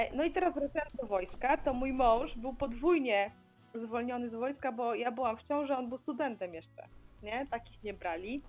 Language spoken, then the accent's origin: Polish; Białystok, Podlaskie Voivodeship, Poland; ja też jestem z Białegostoku